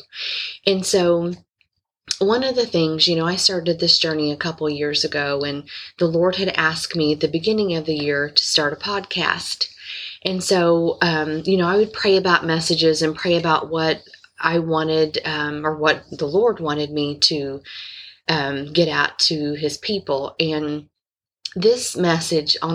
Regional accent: Indiana, United States; I'm from Indiana

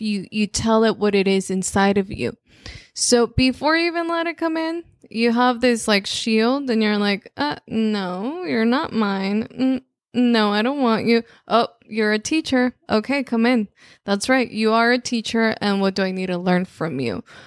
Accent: Mexico; first language Spanish; English is a second language; moved away; obviously, I'm Mexican, so it was there. It was like, well, all I speak in my in my home is Spanish

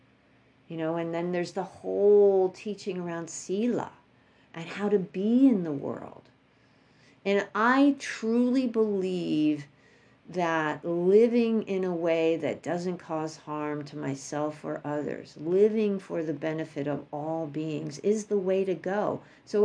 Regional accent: New York, United States; moved away; I'm from New York.

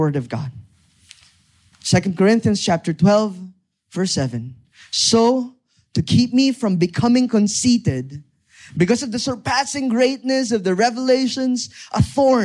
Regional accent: Lemery, Calabarzon, Philippines; I grew up in Batangas. I grew up in Lemery, Batangas, specifically.

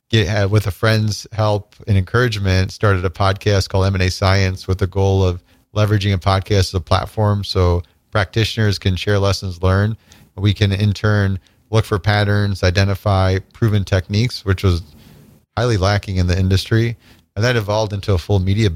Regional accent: small town Nebraska, United States; moved away as an adult; also born or lived in Chicago, Illinois / Illinois; I was born in Chicago, but actually grew up in small town Nebraska from the time I was 3 till 19

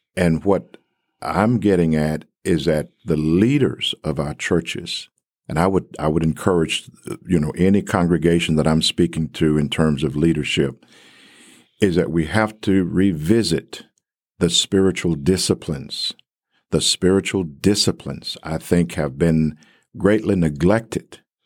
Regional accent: Covington, Tennessee, United States; moved away as an adult; also born or lived in Texas / Atlanta, Georgia; now in Abilene, United States; I was born in Covington, Tennessee

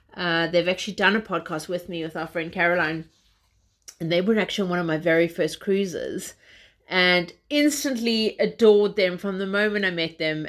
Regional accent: South Africa; moved away as an adult; also born or lived in Zimbabwe; now in London, United Kingdom; I'm originally South African

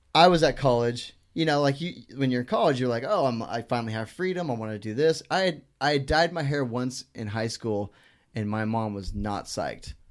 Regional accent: Northern California, United States; moved away; also born or lived in North Carolina; this Northern California kid

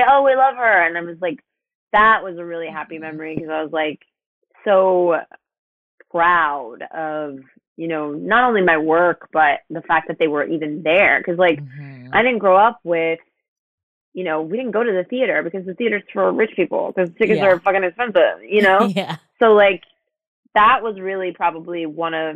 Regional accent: Webster, Texas, United States; I grew up outside of Houston in a neighborhood called Webster, like near kind of like the NASA area

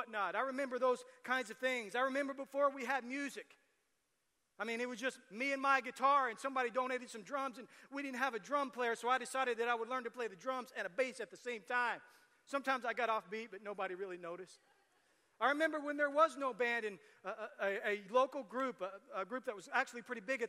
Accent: Tecumseh, Oklahoma, United States; also born or lived in Shawnee; I grew up in Tecumseh and then moved to the metropolis, Shawnee

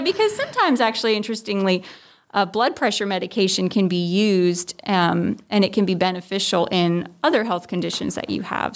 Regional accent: New Jersey, United States; also born or lived in West Virginia; now in Tifton, United States; I'm originally from New Jersey. That's where I was born.

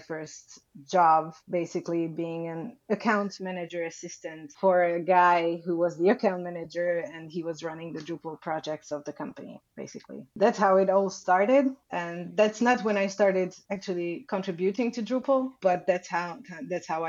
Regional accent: Budapest, Hungary; I was born in Budapest, Hungary. I left the country a few times, but only for traveling

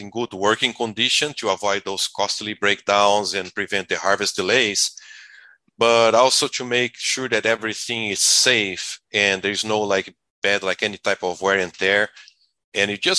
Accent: Brazil; moved away as an adult; now in United States; I'm originally from Brazil.

